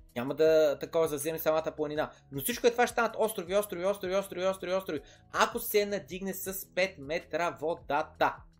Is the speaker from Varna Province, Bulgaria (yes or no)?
yes; Varna, Varna Province, Bulgaria; моят роден край Владислав изведнъж става такъв, става центъра на града